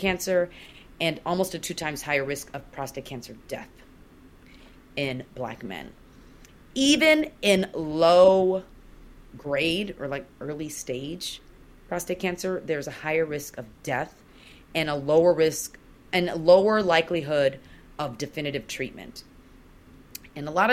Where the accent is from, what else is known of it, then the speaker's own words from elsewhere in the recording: Nigeria; I'm Nigerian